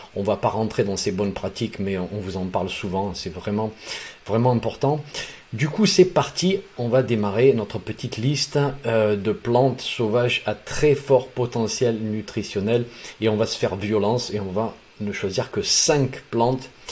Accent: Provence-Alpes-Côte d'Azur, France; dans mon enfance, dans les Alpes de Haute-Provence

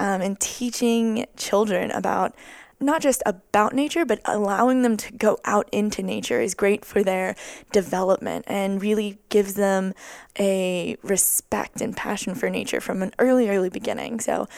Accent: Honolulu, Hawaii, United States; I am 21 from Honolulu, Hawaii.

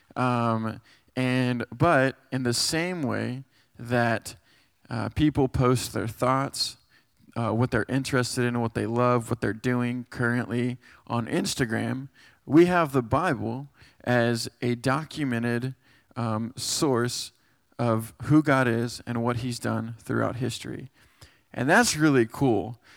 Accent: Texas, United States; moved away as an adult; now in West Virginia, United States; I'm from Texas, and, uh, I moved up here five years to go to do, uh, Chi Alpha here at West Virginia

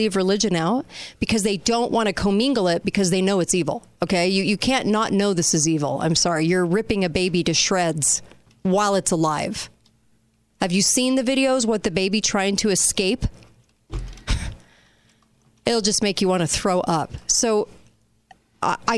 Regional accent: Southern California, United States; I grew up in Southern

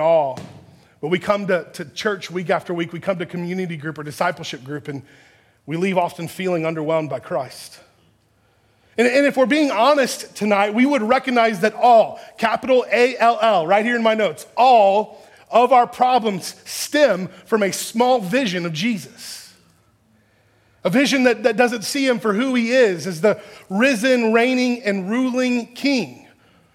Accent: Texas, United States; I grew up in Texas

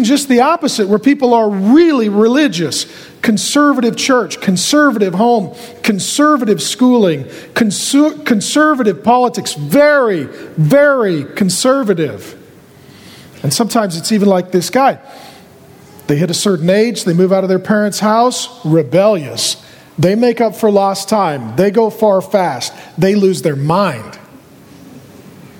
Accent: SeaTac, Washington, United States; I grew up down in SeaTac by the airport.

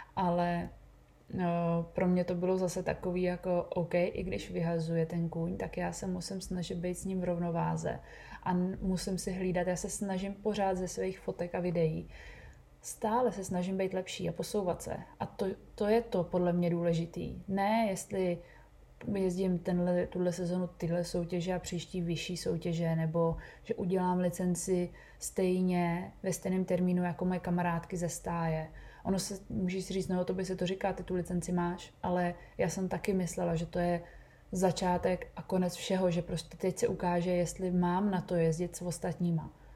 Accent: Bohemia, Czechia; u nás v Čechách

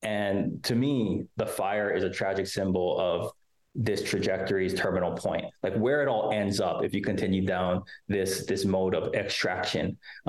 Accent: Maui, Hawaii, United States; I was born and raised in Maui. I'm Kanaka Maoli, Native Hawaiian, come from 7 generations, and our island is on fire.

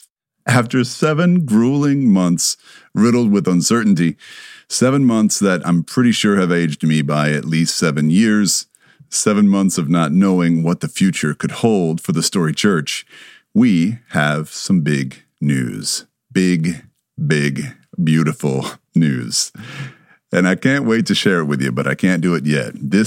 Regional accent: the Bible Belt, United States; I grew up in the Bible Belt. I didn't know any better.

